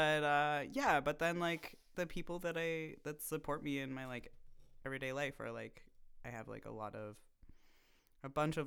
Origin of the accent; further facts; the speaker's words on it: Vancouver, British Columbia, Canada; also born or lived in Toronto; now in Montreal, Canada; I was born in Toronto and grew up in Vancouver, and then I've been in Montreal